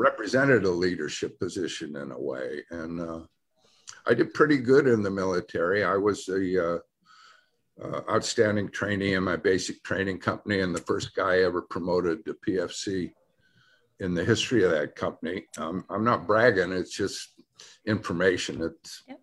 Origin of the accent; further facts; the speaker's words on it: Detroit, Michigan, United States; moved away; also born or lived in California; I come from Detroit